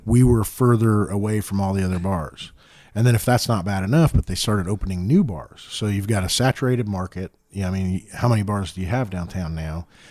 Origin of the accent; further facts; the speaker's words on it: Center Grove, Indiana, United States; I'm from Center Grove